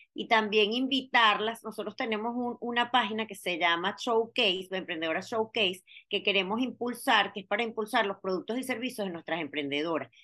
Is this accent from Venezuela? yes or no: yes; Venezuela; moved away; somos mujeres, que somos venezolanas, que emigramos